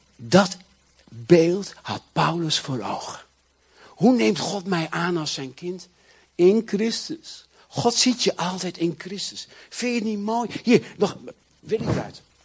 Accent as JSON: {"language": "Dutch", "country": "Netherlands"}